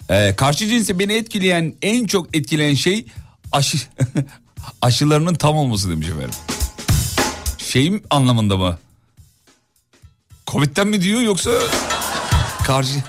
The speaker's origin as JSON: {"language": "Turkish", "region": "Istanbul", "country": "Turkey", "tie": "born or raised there", "said": "İstanbul'da doğduk büyüdük"}